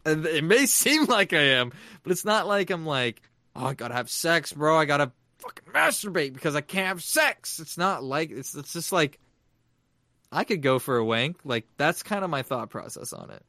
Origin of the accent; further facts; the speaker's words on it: San Diego, California, United States; I'm from San Diego